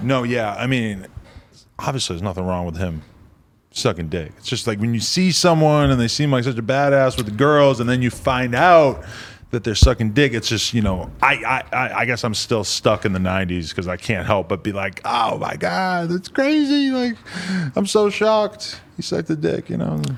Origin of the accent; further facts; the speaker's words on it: United States; I'm an American.